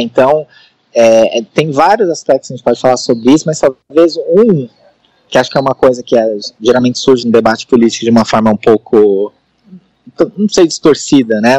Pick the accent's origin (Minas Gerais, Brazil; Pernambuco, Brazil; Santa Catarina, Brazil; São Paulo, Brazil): São Paulo, Brazil; eu sou de São Paulo, né? Da São Paulo capital